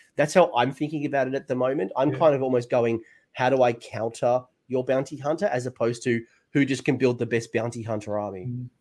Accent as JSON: {"language": "English", "country": "Australia", "said": "that's me being too Australian"}